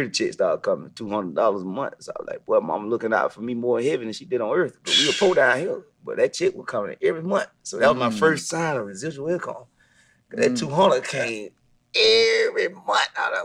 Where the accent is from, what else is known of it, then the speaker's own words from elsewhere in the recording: Millen, Georgia, United States; also born or lived in Marietta, Georgia; growing up in a small town, Millen, Georgia